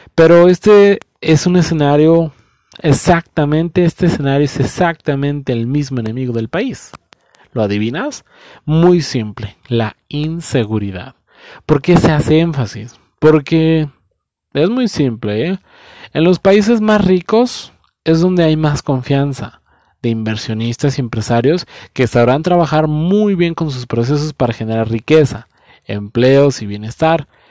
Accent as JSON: {"language": "Spanish", "country": "Mexico"}